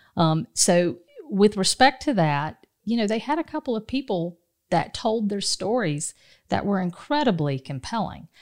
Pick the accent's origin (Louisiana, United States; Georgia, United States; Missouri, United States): Georgia, United States; Dodge County, South; moved away; I grew up in a, in a place called Dodge County